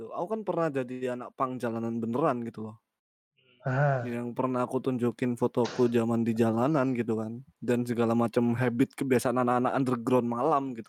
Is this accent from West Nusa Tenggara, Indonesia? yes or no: no; Surabaya, East Java, Indonesia; kita orang Jawa ya maksudku anak-anak Surabaya Sidoarjo ya